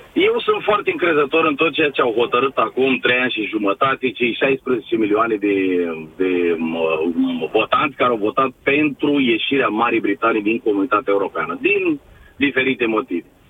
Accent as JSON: {"language": "Romanian", "country": "Romania", "moved": "yes", "lives_now": "United Kingdom"}